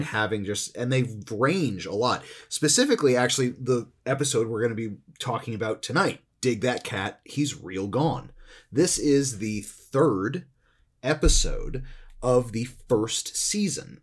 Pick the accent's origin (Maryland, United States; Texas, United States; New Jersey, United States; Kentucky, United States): New Jersey, United States; I'm also growing up in New Jersey